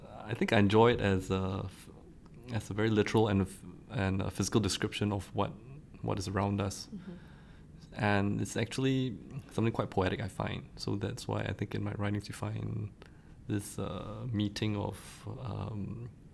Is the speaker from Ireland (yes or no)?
no; Singapore; as a Singaporean writer